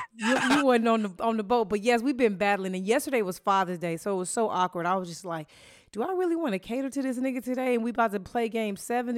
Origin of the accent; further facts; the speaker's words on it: St. Louis, Missouri, United States; born there; And I was born in St. Louis, which is not that far away.